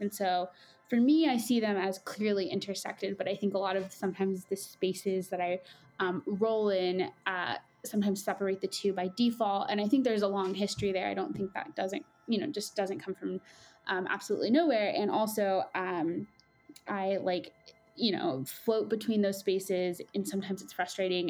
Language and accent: English; Coachella Valley, California, United States; moved away as an adult; I am originally from the Coachella Valley, which is about two and a half hours south of Los Angeles in California